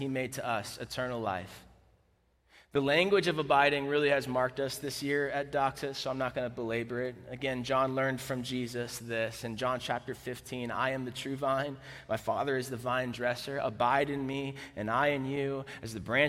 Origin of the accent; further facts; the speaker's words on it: Florida, United States; I'm from Florida, the South